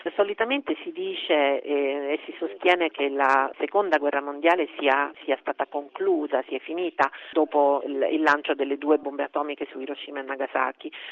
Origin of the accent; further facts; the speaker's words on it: South Korea; now in Venice, Italy; la tensione che c'è in patria, che c'è diciamo, sulla penisola coreana